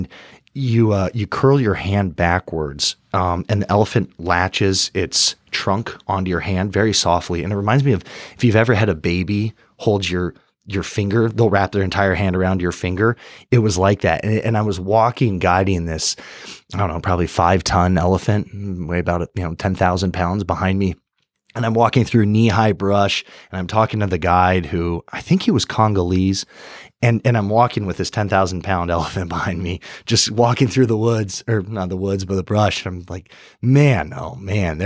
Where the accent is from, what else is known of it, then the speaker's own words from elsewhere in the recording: Laguna Beach, California, United States; moved away; also born or lived in Germany / Arizona; I'm originally from Southern California, Laguna Beach specifically